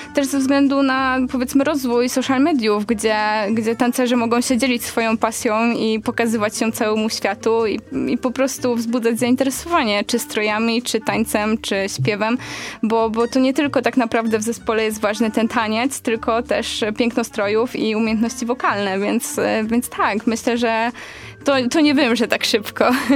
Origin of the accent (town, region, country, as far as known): Poland